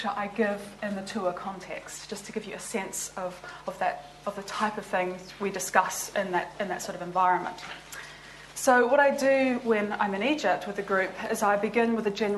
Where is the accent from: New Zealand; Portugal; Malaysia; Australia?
New Zealand; moved away as an adult; also born or lived in Liverpool; now in Oxford, United Kingdom; I'm actually from New Zealand